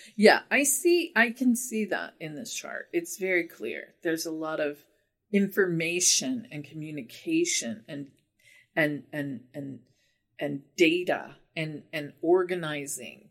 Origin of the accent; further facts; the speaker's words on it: United States; I'm an American